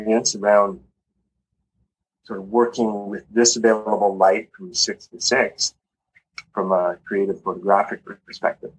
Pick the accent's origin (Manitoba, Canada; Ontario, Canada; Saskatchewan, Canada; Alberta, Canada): Alberta, Canada; Calgary; moved away as an adult; also born or lived in Vancouver Island, British Columbia; now in Costa Rica; I grew up in Canada, in Calgary, Alberta, and Vancouver Island